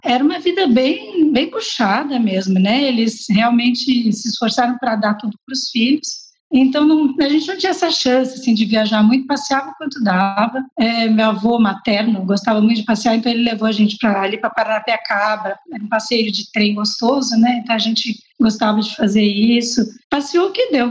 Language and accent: Portuguese; São Paulo, Brazil; also born or lived in Limeira; Eu sou paulistana, da Zona Norte. Nasci, cresci na Casa Verde